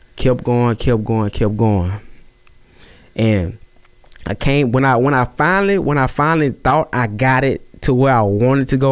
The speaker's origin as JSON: {"language": "English", "town": "Natchitoches", "region": "Louisiana", "country": "United States", "tie": "born or raised there", "said": "Natchitoches, born and raised"}